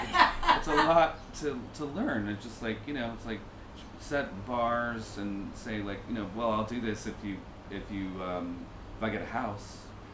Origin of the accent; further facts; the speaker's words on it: New York, United States; moved away; I am a New Yorker